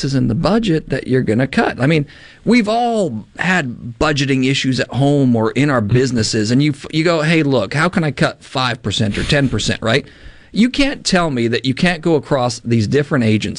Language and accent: English; Canada; now in United States; I grew up in Canada, and I grew up in a debt crisis